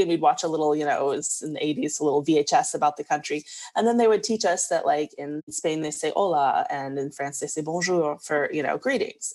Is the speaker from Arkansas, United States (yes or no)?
yes; small town Arkansas, United States; our school actually for you know small town arkansas had an amazing exchange student population